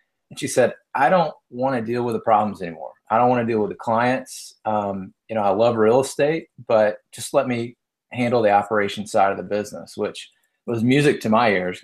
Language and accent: English; the South, United States; now in Atlanta, United States; You can tell I'm from the South